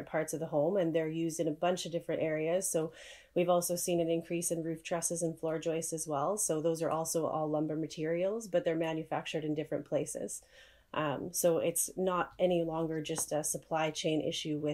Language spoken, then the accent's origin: English; Calgary, Alberta, Canada; moved away as an adult; now in Saskatoon, Canada; I'm originally from Calgary, Alberta